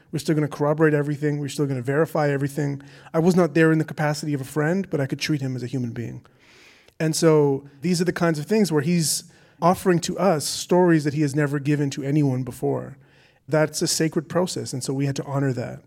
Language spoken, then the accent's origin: English; Canada; my being Canadian, I think in some way, here in Canada